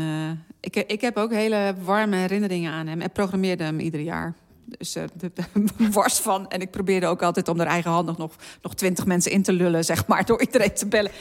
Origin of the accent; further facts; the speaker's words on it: Zeeland, Netherlands; ik ben geboren in Zeeland en daar opgegroeid